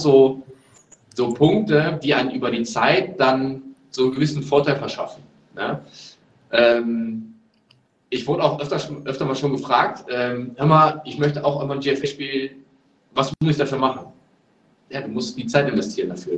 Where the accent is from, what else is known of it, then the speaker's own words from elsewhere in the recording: Neuss, North Rhine-Westphalia, Germany; moved away as an adult; also born or lived in Braunschweig; ich komme ursprünglich aus Neuss, äh, da wo immer das Gewitter ist